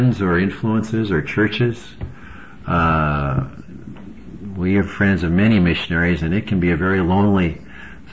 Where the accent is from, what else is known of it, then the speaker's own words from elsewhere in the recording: United States; as an American